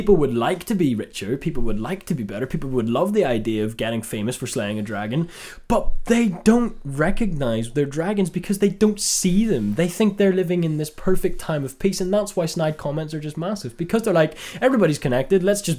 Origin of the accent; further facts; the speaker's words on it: Northern Ireland, United Kingdom; We're Northern Irish, and there's a surfer, dude.